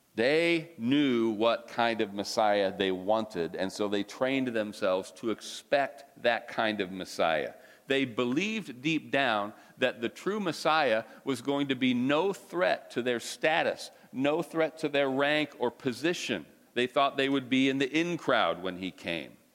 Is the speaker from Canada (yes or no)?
no; United States; I'm an American